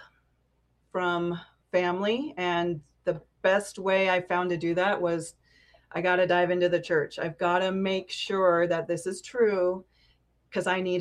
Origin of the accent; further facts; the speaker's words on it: California, United States; moved away as an adult; now in Salt Lake City, United States; I grew up in California, and I've been here about a year and a half